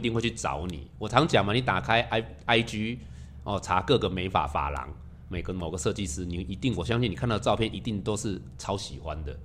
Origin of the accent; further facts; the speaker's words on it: southern Taiwan, Taiwan; 我们是南部小孩长大的